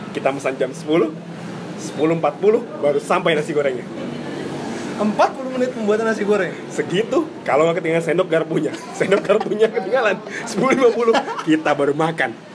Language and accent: Indonesian; Java, Indonesia; gua orang Jawa